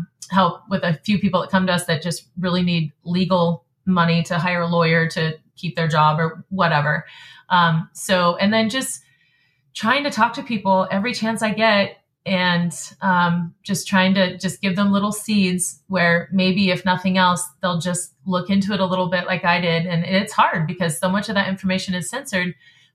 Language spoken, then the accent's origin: English; North Idaho, United States; I'm from North Idaho